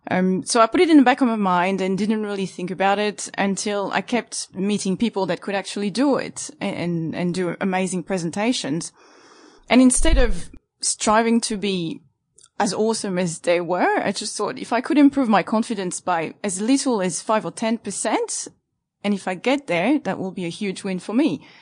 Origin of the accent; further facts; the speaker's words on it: Île-de-France, France; English is a second language; So English is my second language.